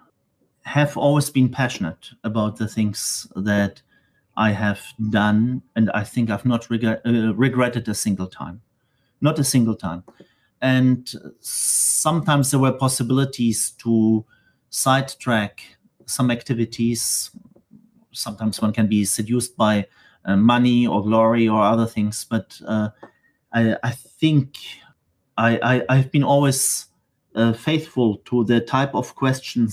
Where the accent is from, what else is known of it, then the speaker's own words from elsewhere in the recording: Stuttgart, Baden-Württemberg, Germany; moved away as an adult; also born or lived in Manchester / Geneva; now in Marseille, France; I decided actually to go back to Germany, actually to the city where I grew up in Stuttgart